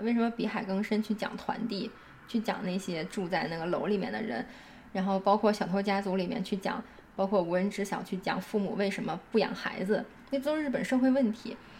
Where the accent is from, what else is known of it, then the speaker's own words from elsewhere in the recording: China; 我在国内从小长大